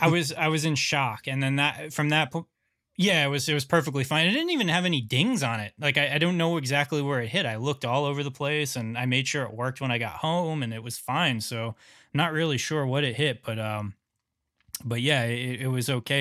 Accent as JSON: {"language": "English", "region": "New York", "country": "United States", "said": "New York? That's where I'm from"}